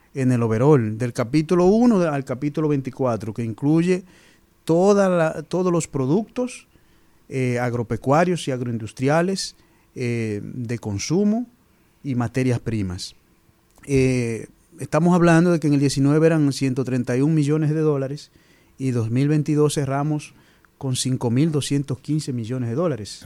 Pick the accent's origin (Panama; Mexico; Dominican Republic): Dominican Republic; San Fernando de Monte Cristi, Monte Cristi; also born or lived in Fukuoka, Japan; de Montecristi, ingeniero agrónomo